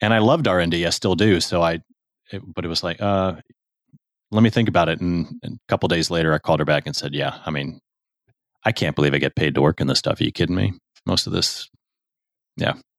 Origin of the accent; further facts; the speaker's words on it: United States; also born or lived in Chicago / Houston / Saint Louis; I was born in Chicago, but I grew up mostly in Houston and Saint Louis